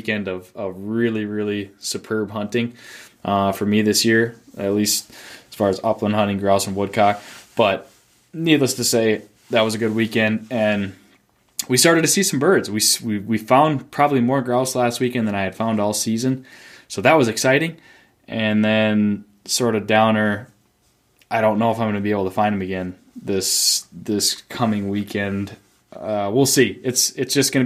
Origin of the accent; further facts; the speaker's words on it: Duluth, Minnesota, United States; I grew up in Duluth, Minnesota